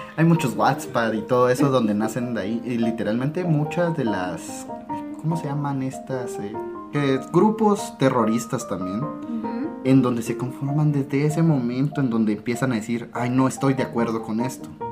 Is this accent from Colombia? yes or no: no; Guatemala; aquí en Guatemala